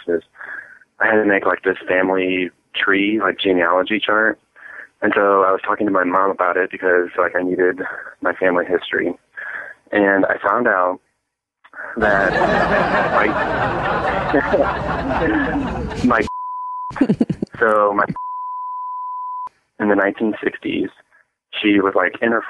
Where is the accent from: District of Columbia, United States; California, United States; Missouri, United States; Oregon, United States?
Missouri, United States; St. Louis; we're from St. Louis